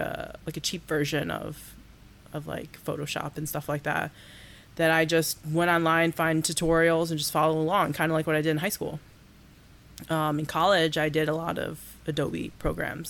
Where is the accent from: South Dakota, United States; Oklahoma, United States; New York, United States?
New York, United States; Baldwinsville; also born or lived in Oswego, New York; now in Syracuse, United States; I'm just from New York